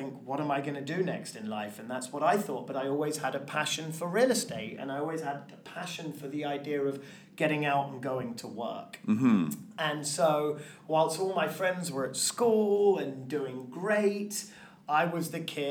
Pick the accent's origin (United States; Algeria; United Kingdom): United Kingdom; London; moved away; I grew up in London, England